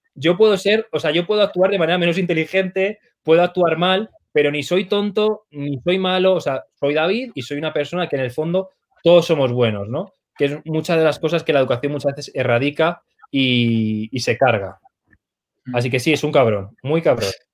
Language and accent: Spanish; Arganda del Rey, Community of Madrid, Spain; soy de Arganda del Rey